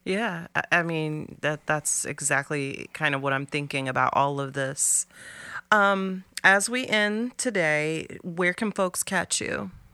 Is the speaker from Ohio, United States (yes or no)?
yes; Columbus, Ohio, United States; also born or lived in Appalachia; where I grew up in Columbus